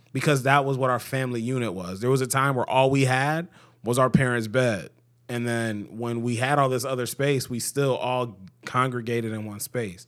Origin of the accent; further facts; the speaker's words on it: Cleveland, Ohio, United States; I grew up in Cleveland, and I grew up in, you know, a decent s, part of Cleveland.